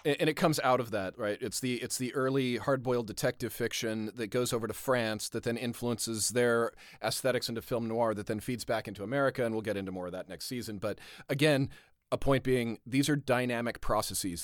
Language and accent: English; Southern California, United States; growing up in Southern California